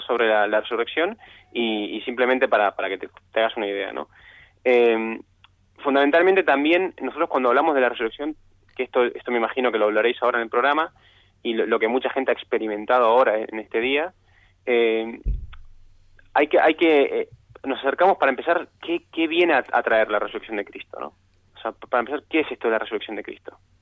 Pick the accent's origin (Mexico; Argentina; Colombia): Argentina; yo soy argentino